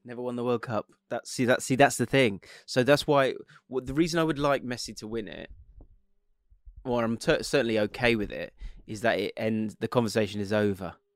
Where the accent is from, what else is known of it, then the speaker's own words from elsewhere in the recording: England, United Kingdom; an English bloke